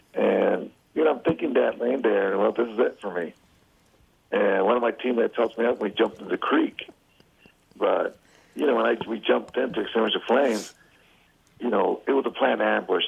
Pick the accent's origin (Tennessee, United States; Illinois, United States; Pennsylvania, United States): Illinois, United States; Chicago; I'm from Chicago